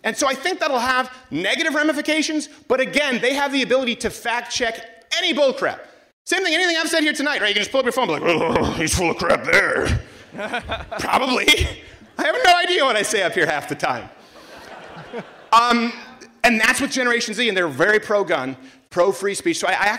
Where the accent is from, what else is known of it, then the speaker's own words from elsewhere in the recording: Canada; everyone else booing because I'm still Canadian.